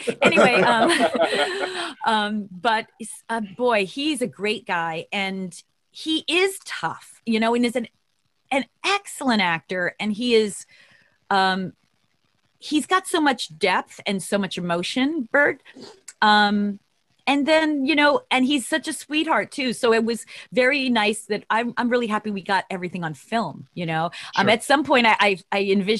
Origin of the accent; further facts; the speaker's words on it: Long Island, New York, United States; I'm from Long Island